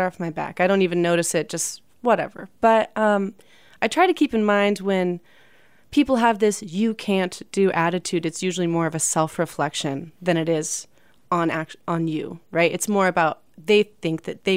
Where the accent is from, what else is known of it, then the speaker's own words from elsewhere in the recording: Austin, Texas, United States; also born or lived in Dallas / Los Angeles; I grew up in Austin